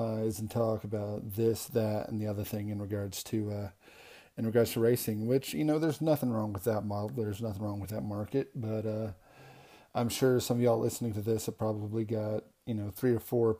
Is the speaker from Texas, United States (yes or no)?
yes; Vernon, Texas, United States; we're both from Vernon, Texas